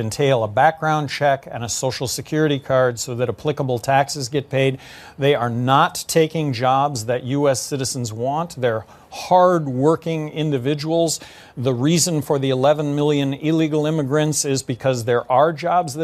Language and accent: English; New Mexico, United States; my home state, New Mexico